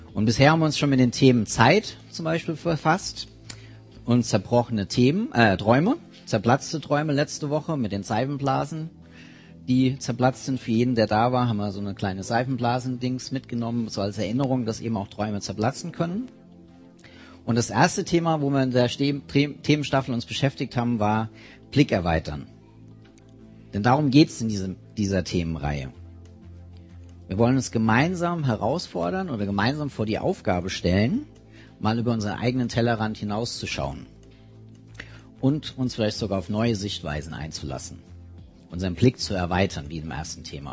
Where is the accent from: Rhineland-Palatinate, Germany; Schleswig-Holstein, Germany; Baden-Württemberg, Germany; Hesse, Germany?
Rhineland-Palatinate, Germany; near Mainz; ich komme aus der Nähe von Mainz